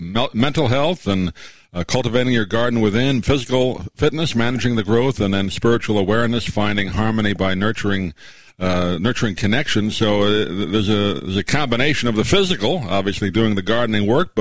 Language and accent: English; New York and Long Island, United States; now in Florida, United States; I grew up in New York and Long Island